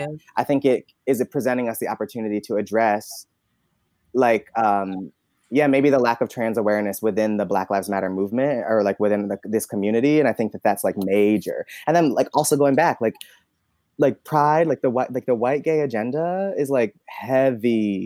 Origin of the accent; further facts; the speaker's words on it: Albany, New York, United States; moved away as an adult; also born or lived in Alabama; now in New York City, United States; Especially growing up in Albany